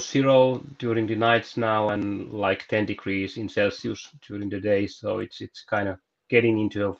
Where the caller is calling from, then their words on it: Jyväskylä, Central Finland, Finland; I'm coming from Jyväskylä, Finland, from our sauna, actually. I live by the lake, like 10 kilometers from the pool or center of the city.